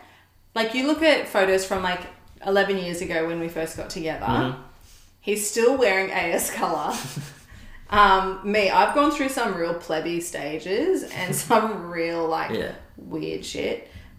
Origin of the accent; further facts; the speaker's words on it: Gold Coast, Queensland, Australia; Gold Coast.